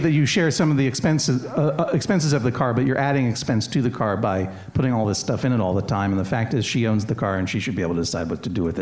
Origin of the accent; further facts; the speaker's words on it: New England, United States; but I'm from New England, that's a term of affection in New England.